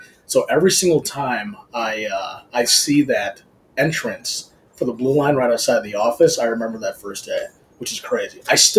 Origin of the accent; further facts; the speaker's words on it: Downers Grove, Illinois, United States; Downers Grove.